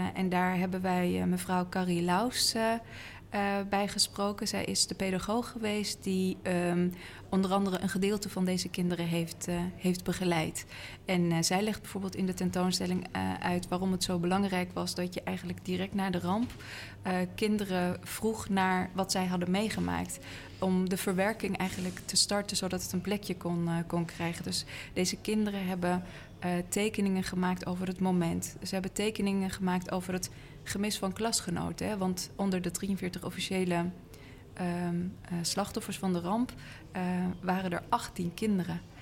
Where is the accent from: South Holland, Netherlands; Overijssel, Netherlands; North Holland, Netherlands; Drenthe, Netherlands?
North Holland, Netherlands; Amsterdam; wij als Amsterdammers